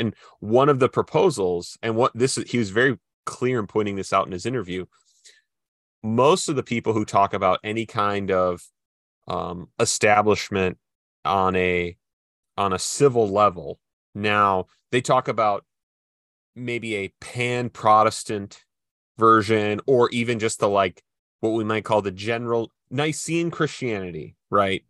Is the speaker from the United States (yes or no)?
yes; Midwest, United States; I'm from the Midwest